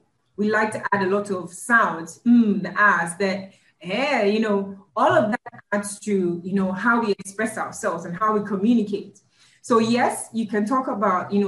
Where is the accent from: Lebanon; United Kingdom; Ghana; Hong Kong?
Ghana; moved away as an adult; also born or lived in United States